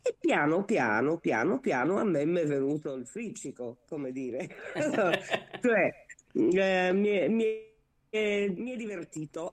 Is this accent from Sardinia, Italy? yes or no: yes; Sardinia, Italy; da buona sarda